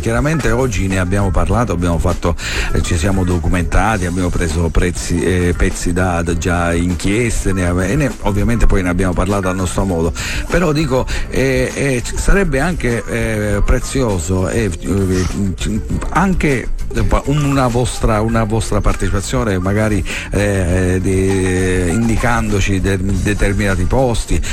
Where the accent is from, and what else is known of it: Marsala, Sicily, Italy